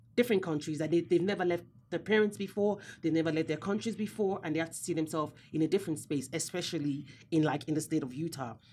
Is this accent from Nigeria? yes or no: yes; Nigeria; I'm also Nigerian as well